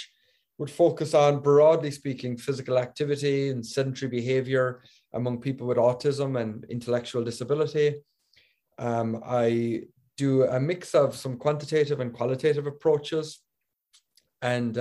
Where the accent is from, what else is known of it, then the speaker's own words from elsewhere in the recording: Ireland; moved away; also born or lived in Belgium / Virginia, United States / Delaware, United States; I am originally from Ireland, but most of my education was abroad